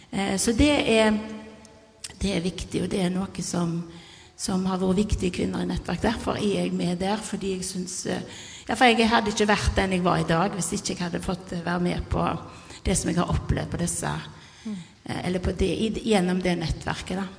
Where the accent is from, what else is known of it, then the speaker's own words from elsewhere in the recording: Karmøy, Rogaland, Norway; jeg er fra Karmøy nå, men har bodd her i lenge